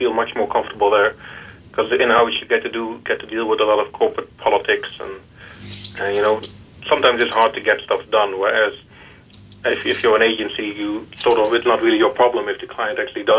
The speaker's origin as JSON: {"language": "English", "town": "Eindhoven", "region": "North Brabant", "country": "Netherlands", "tie": "born or raised there", "moved": "as an adult", "lives_now": "Northern Ireland, United Kingdom", "said": "I'm originally a Dutchman, even though my name sounds very English, I suppose. But I was born and raised in Eindhoven, and I moved to Northern Ireland about 2 years ago"}